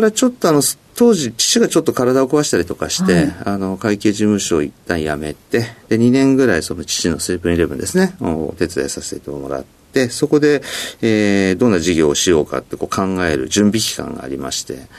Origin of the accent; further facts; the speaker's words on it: Sapporo, Hokkaido, Japan; moved away; also born or lived in Tokyo; 北海道の札幌市ですねはい札幌市でもちょっと田舎の方の、えー、山の近くに住んでました